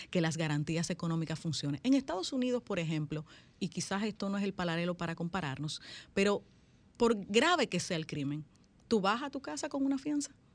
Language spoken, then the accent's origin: Spanish; Santiago de los Caballeros, Santiago, Dominican Republic; born or raised there; also born or lived in San Juan de la Maguana